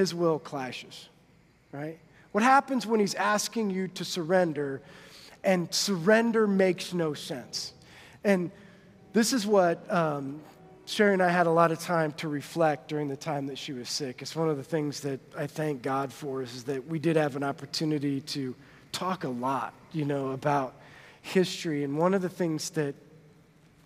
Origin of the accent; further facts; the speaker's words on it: Monroe, United States; moved away as an adult; now in Huntington; We grew up in Monroe. Like, my graduating class was 89 people.